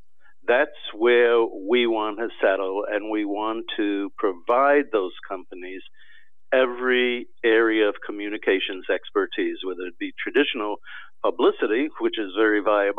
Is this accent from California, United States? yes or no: no; Washington, District of Columbia, United States; I'm in Washington. I grew up in Washington.